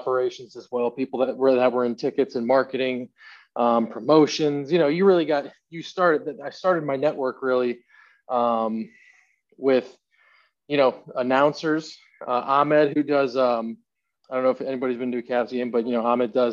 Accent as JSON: {"language": "English", "town": "Cleveland", "region": "Ohio", "country": "United States", "said": "I'm originally from Cleveland, Ohio"}